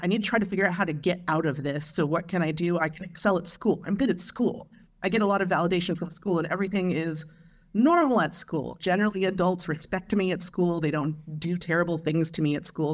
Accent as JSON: {"language": "English", "town": "Long Beach", "region": "California", "country": "United States", "tie": "born or raised there", "said": "I grew up in Long Beach, California in the nineteen eighties"}